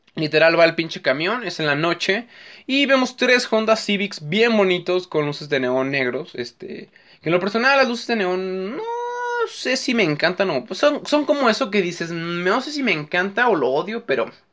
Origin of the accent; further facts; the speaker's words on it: Mexico; soy mexicano